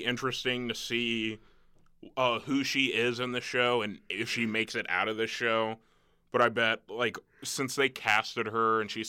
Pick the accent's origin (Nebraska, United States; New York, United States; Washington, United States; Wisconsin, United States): Nebraska, United States; I'm a guy from the Midwest